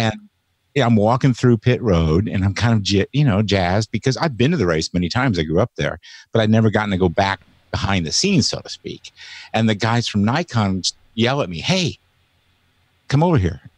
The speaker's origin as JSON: {"language": "English", "town": "Indianapolis", "region": "Indiana", "country": "United States", "tie": "born or raised there", "moved": "yes", "lives_now": "Seattle area, United States", "said": "I grew up in Indianapolis, Indiana."}